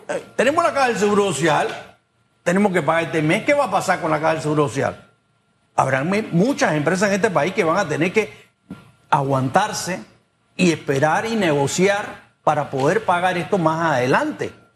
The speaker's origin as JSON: {"language": "Spanish", "country": "Panama", "said": "yo me siento como panameño"}